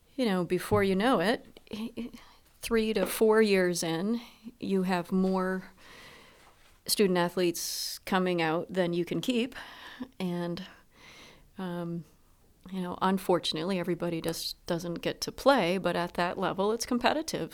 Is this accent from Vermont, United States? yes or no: yes; Proctor, Vermont, United States; my hometown of Proctor